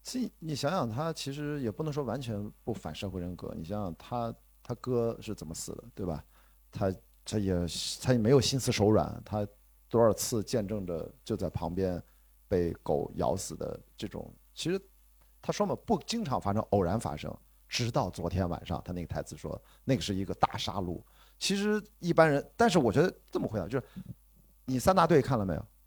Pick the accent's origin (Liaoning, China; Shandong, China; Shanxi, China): Shandong, China; Qingdao; 我在青岛长大